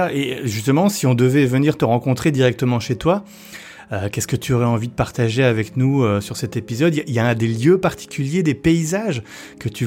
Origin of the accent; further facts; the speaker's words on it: Colchester, East of England, United Kingdom; French is a second language; also born or lived in Newcastle; alors je suis né à Newcastle, mais quand j'avais 4 ans, notre famille a déménagé à Colchester, dans l'Essex. Nous y avons vécu jusqu'à mes 18 ans et nous sommes retournés dans le nord, à Newcastle.